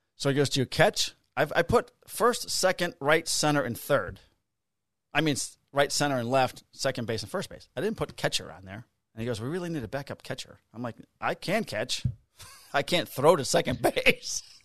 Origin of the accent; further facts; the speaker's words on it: River Grove, Illinois, United States; also born or lived in Melrose Park; I grew up in a sub-, suburb called River Grove